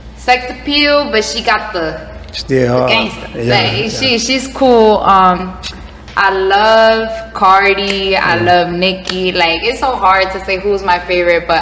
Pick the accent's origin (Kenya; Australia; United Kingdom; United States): United States; Broward County, Florida; born or raised there; also born or lived in New York